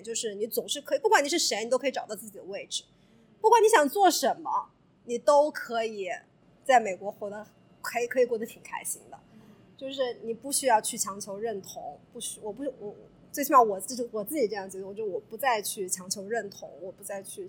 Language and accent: Chinese; China; now in United States; 我们中国人之间互相帮助是出于一种怎么说呢？就是我们是一个团体